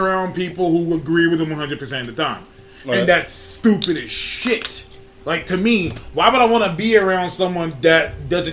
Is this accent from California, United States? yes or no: yes; North Highlands, California, United States; also born or lived in Birmingham, Alabama; I'm from North Highlands, 916 area